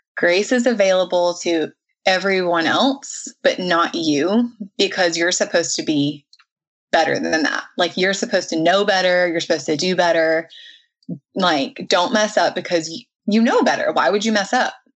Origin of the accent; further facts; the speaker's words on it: the South, United States; I was raised in the South